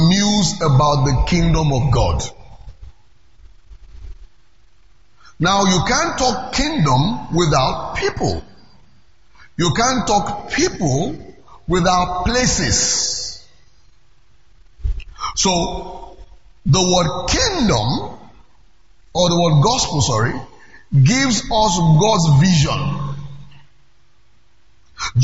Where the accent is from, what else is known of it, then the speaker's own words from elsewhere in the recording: Lagos, Nigeria; I'm from Lagos